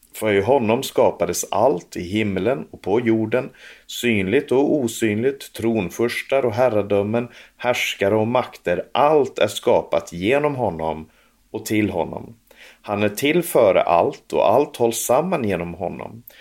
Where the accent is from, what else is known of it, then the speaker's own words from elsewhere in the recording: Sweden; now in Norway; Jag som, som svensk, som nu bor i Norge